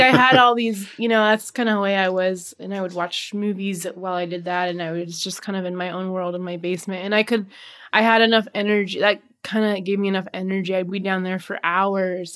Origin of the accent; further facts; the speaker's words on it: Seattle, Washington, United States; moved away as an adult; now in Portland, United States; moved to Portland from Seattle, that, which was my hometown